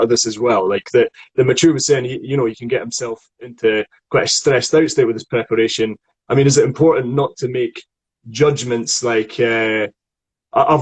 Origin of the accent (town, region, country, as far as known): Scotland, United Kingdom; accent: Scottish